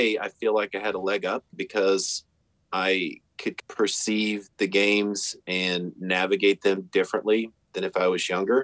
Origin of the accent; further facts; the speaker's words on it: the Carolinas, United States; also born or lived in Kansas; But at 6 years old, my father moved us out to the Carolinas where he's from. And that's where I really grew up